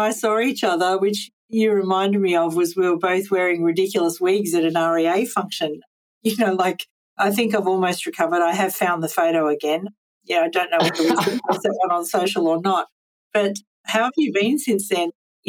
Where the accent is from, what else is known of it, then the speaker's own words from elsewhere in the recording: Central Coast, New South Wales, Australia; I'm from the Central Coast